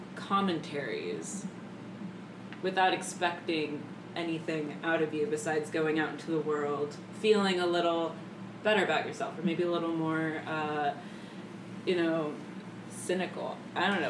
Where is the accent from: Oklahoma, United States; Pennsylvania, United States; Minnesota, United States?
Pennsylvania, United States; moved away; I'm not from Chicago, from mm. Pennsylvania, with mm. all the farming